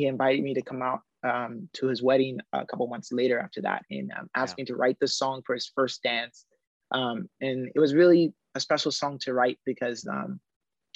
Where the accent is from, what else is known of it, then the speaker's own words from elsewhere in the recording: Haleiwa, Hawaii, United States; my hometown, Haleiwa.